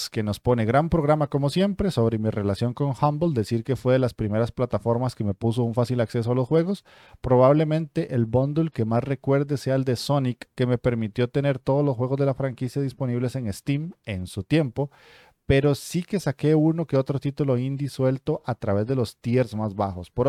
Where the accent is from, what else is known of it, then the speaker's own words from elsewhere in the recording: Venezuela; now in Chile; no es igual ser gamer actualmente en Venezuela, mi país natal, a ser un gamer en Chile, el país que me ha dado las opciones y oportunidades